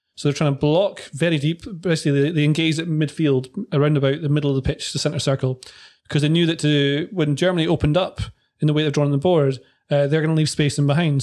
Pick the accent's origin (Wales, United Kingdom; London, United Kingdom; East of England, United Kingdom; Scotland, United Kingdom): Scotland, United Kingdom; when I grew up playing football in Scotland